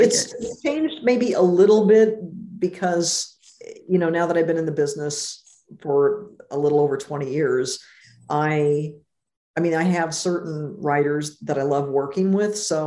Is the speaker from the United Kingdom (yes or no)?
no; Jefferson City, Missouri, United States; moved away as an adult; now in Los Angeles, United States; I grew up in Jefferson City